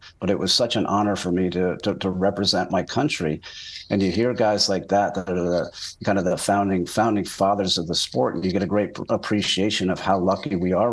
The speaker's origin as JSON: {"language": "English", "country": "United States", "moved": "as an adult", "lives_now": "Canada", "said": "As an American working in Canada"}